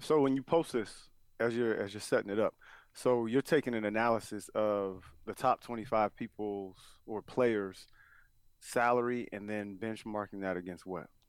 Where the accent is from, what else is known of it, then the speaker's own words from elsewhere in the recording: Chicago, Illinois, United States; I'm from Chicago